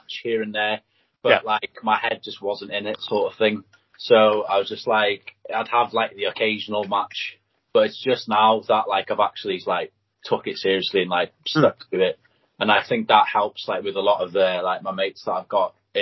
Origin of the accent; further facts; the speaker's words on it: Anglesey, Wales, United Kingdom; first language Welsh; English is a second language; I train in Rill, but I'm actually from Anglesey